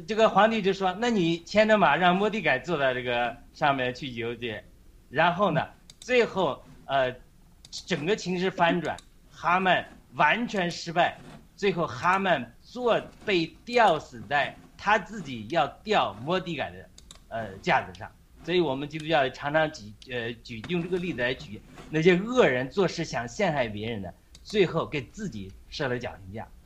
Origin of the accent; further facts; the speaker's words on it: China; 我们中国人是你拣选的子民